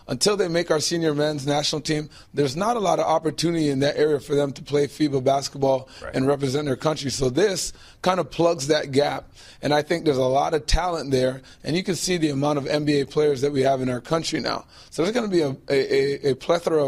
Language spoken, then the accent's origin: English; Toronto, Ontario, Canada; I grew up here in Toronto as a Canadian